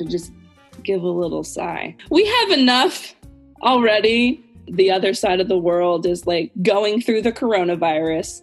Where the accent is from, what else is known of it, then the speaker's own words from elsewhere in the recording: United States; accent: American English; I'm American. American, I use American English.